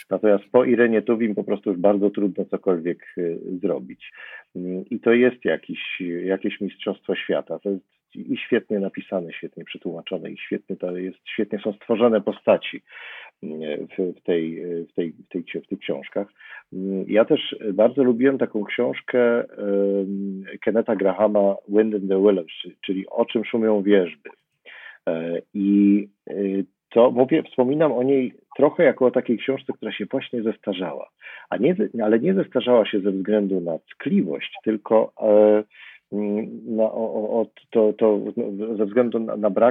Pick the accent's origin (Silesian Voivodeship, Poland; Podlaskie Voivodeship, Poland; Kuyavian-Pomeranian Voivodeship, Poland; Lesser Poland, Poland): Lesser Poland, Poland; Zakopane; I ponieważ wychowywałem się w pewnym sensie w Zakopanem, spędzałem tam bardzo dużo czasu